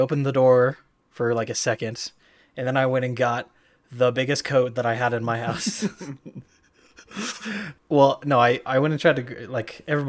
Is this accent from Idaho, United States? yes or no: yes; Idaho, United States; are you from Idaho? I'm like, yes, I am. Definitely.